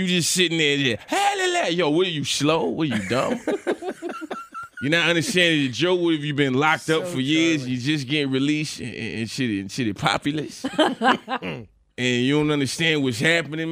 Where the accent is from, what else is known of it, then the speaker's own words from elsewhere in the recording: Chesapeake, Virginia, United States; I grew up in Chesapeake, Virginia.